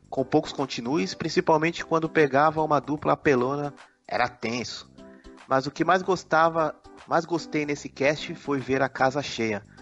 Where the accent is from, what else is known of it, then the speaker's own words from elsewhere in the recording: Brazil; vamos ficar de final boss porque eu sou brasileiro